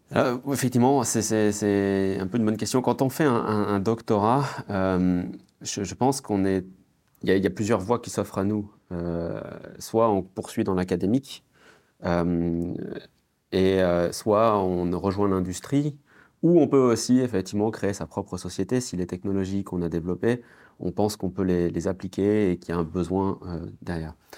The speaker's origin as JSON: {"language": "French", "country": "France", "tie": "born or raised there", "said": "quand j'étais enfant, euh, en France"}